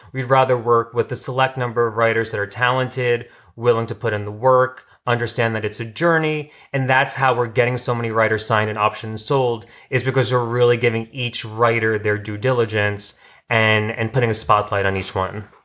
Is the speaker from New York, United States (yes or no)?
yes; New York, United States; moved away as an adult; now in Los Angeles, United States; I'm from New York, and I came out here t-, for acting.